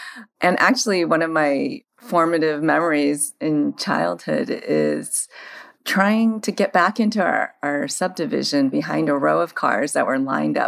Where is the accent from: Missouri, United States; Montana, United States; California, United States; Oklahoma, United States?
Missouri, United States; St. Louis; moved away as an adult; now in San Francisco, United States; Well, I grew up in the Midwest. I grew up in St. Louis, Missouri, and our house happened to be right behind the largest single theater in town, which was the Creve-Coeur Cinema back in the days